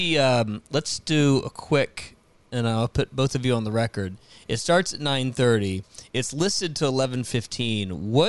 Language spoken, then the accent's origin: English; Richmond, Virginia, United States; I grew up in Richmond, Virginia, and just up the road is DC